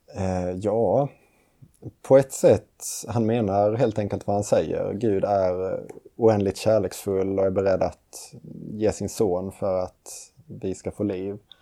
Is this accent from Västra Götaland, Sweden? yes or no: no; Lund, Skåne, Sweden; moved away as an adult; now in Uppsala, Sweden; Och jag kommer från Lund Skåne. Och eh, flyttade hit till Uppsala för att läsa teologi på Johannelund.